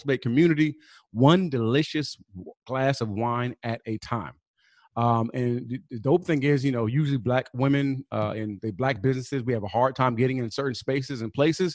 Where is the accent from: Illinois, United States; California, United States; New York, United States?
California, United States; Pomona; my hometown, Pomona, California.